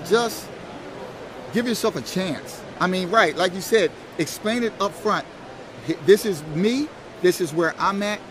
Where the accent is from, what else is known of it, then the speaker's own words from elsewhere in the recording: Philadelphia, Pennsylvania, United States; I'm from Philadelphia